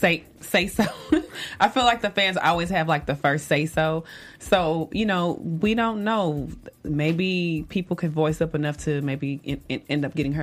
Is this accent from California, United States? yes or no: no; Dallas, Texas, United States; I'm from Dallas, Texas